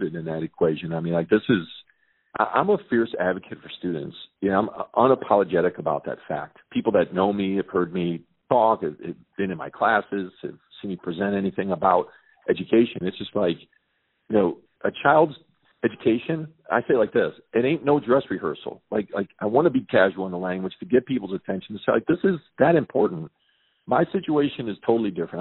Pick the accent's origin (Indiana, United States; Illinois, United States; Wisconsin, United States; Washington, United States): Illinois, United States; Chicago; I'm born and raised in Chicago, proud graduate from Chicago Public Schools